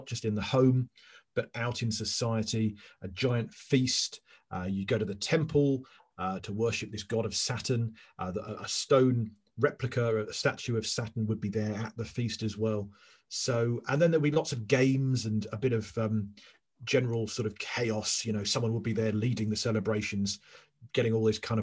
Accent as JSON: {"language": "English", "region": "England", "country": "United Kingdom", "said": "I'm English"}